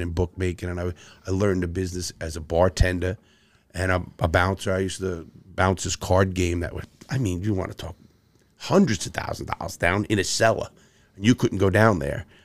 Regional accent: New York City, New York, United States; I grew up in, in the Bronx and Brooklyn, two very tough places

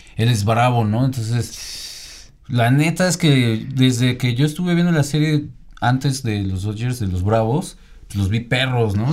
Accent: Mexico; Mexicano también estamos ahí

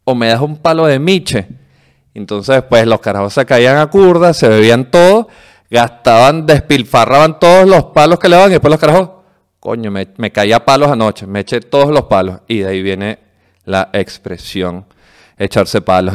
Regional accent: Venezuela; nosotros los venezolanos

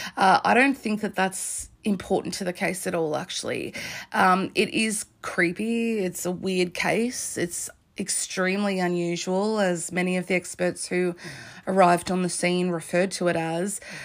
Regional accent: Australia; I'm Australian, I'm on the other side of the world

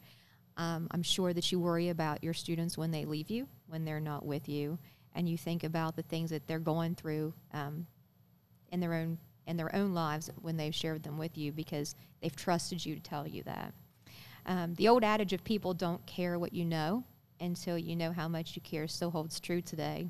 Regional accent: Parkersburg, West Virginia, United States; also born or lived in Fairmont, West Virginia; when we moved back to Parkersburg, my family did, when I was 8

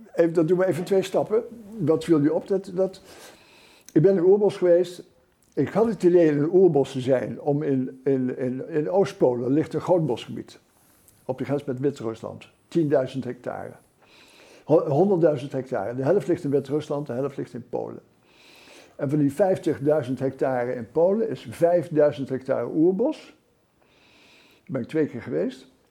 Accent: Utrechtse Heuvelrug, Netherlands; ik ben opgegroeid in de, op de Utrechtse Heuvelrug

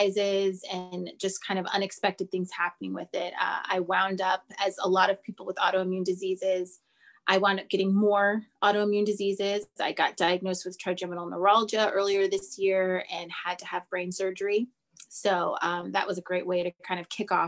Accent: Los Angeles, California, United States; I am from Los Angeles, California

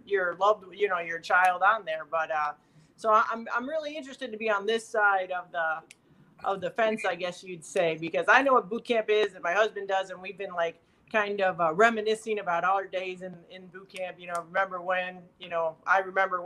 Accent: Wheaton, Illinois, United States; I grew up in a small town called Wheaton, Illinois

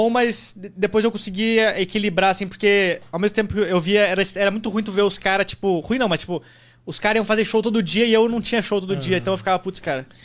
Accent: Rio Grande do Sul, Brazil; Cara, eu sou do Rio Grande do Sul, vim pra cá pra fazer stand-up.

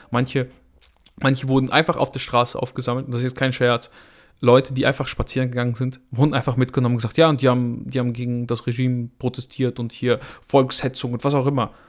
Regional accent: Belarus; now in Germany; bin ich ja ursprünglich aus Weißrussland

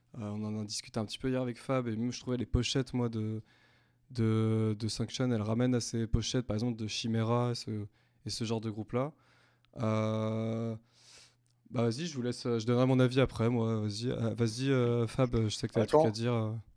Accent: Rennes, Brittany, France; nous, on est tous de Rennes C'est un peu un, bouquet rennais que vous avez devant vous.

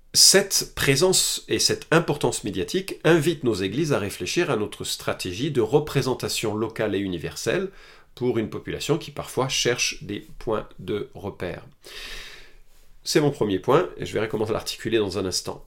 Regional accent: France; Chez nous en France

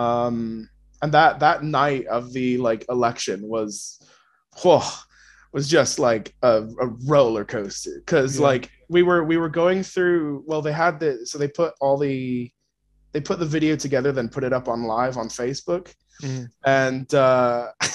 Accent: Washington, United States; moved away as an adult; now in United Kingdom; I just love Washington so much. Like, miss my car, miss my friends, miss the mountains

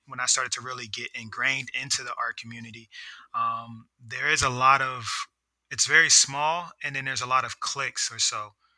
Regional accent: Philadelphia, Pennsylvania, United States; moved away as an adult; now in Washington, D.C. area, United States; growing up in Philly

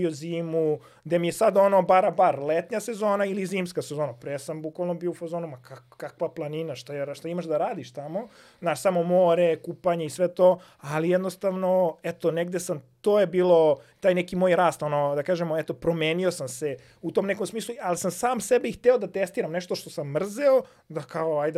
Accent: Serbia; kao prvi Srbin koji je došao do najhladnije tačke

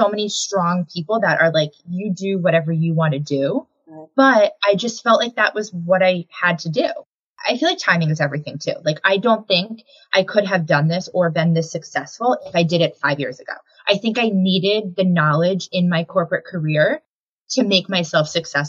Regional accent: Connecticut, United States; I was born and raised in Connecticut, so we have family here.

